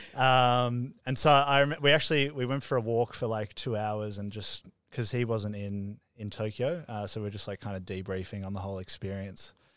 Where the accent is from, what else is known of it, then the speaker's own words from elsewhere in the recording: Melbourne, Victoria, Australia; moved away as an adult; now in Gold Coast, Australia; I grew up in Melbourne my whole life.